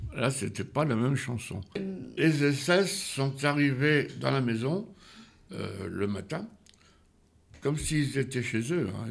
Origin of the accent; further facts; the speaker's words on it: Feuguerolles-Bully, Normandy, France; also born or lived in Saint-Martin; je suis né uniquement à Feugrolles